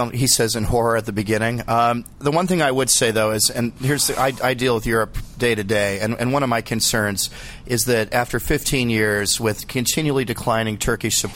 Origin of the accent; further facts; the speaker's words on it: United States; I'm an American